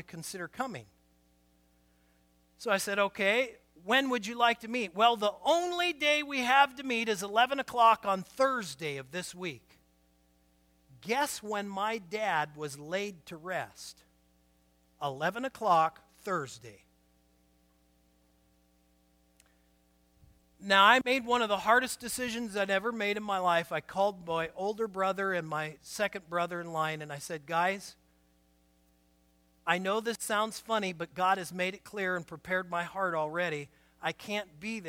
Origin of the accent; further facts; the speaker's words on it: Portland, Oregon, United States; moved away as an adult; also born or lived in Winlock, Washington; I was born and raised in Portland